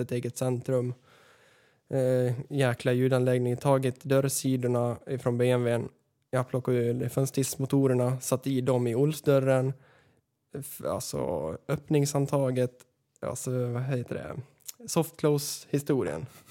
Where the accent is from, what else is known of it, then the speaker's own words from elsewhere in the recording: Västerås, Västmanland, Sweden; uppväxt här på f, flygfältet i Västerås